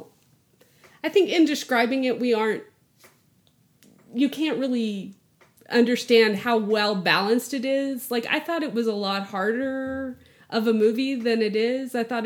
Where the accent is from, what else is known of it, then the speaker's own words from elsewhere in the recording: the panhandle of Texas, United States; where I grew up in North, it's the panhandle of Texas